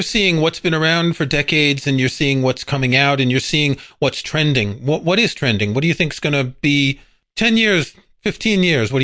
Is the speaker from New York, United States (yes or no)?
yes; New York, United States; I grew up in New York, so Madison Square Garden was like one of my second homes